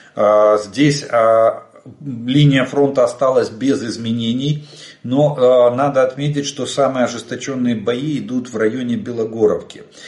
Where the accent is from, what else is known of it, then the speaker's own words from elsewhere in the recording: Ukraine; мы из Украины